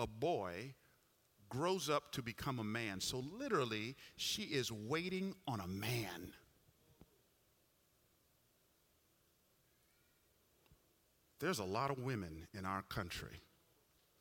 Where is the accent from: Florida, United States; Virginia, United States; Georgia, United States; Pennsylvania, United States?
Georgia, United States; Atlanta; I grew up in Atlanta